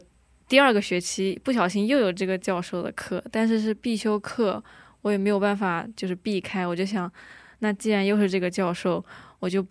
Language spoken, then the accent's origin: Chinese; China; 大部分教授其实没有太针对我啊，也把我们中国人跟韩国人还是就一视